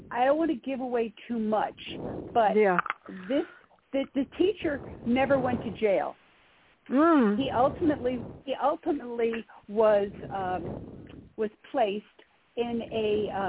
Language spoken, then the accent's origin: English; Poughkeepsie, New York, United States; I, I grew up in Poughkeepsie, which is where I live now and where I write.